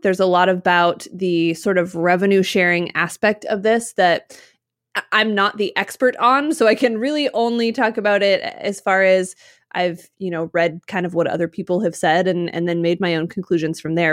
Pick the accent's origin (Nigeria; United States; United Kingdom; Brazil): United States; Utah; moved away; also born or lived in Midwest; When I grew up in Utah, I grew up skiing